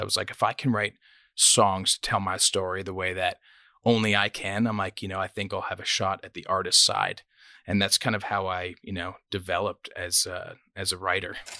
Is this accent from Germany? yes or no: no; Toronto, Ontario, Canada; moved away as an adult; also born or lived in Nashville, United States; now in United States; I was born in Scarborough, Ontario, um, which is kind of a rough part of Toronto.